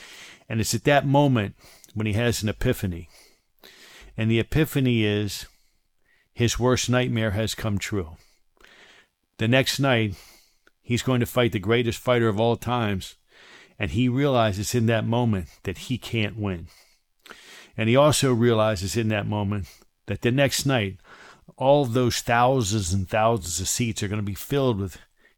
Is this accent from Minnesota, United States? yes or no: no; Silver Spring, Maryland, United States; I grew up in Silver Spring, Maryland, right outside Washington, D.C., and I attended a place called the Silver Spring Boys Club.